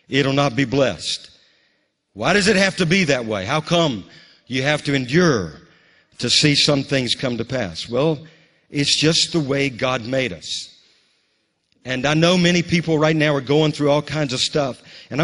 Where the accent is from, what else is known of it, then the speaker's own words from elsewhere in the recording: Bogalusa, Louisiana, United States; now in Moravian Falls, United States; my hometown in Bogalusa